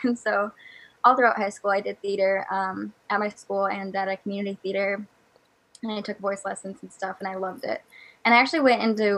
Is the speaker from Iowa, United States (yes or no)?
yes; Iowa, United States; I live in Iowa. I grew up here, still live here now